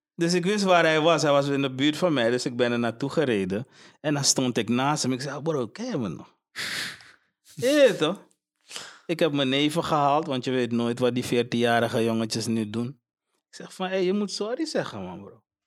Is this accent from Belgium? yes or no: no; Suriname; now in Netherlands; ik ga terug naar, naar, naar waar ik vandaan kom man. Ik ben blij met Suriname